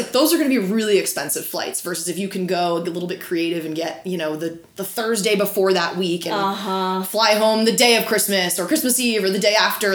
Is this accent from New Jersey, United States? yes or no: yes; New Jersey, United States; now in California, United States